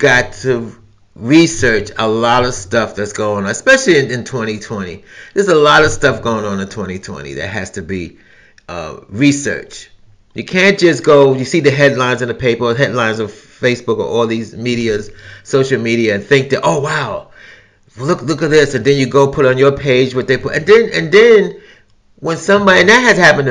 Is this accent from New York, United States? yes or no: yes; New York City, New York, United States; I'm from New York City, I've experienced New York City where you could be on a crowded train or a crowded bus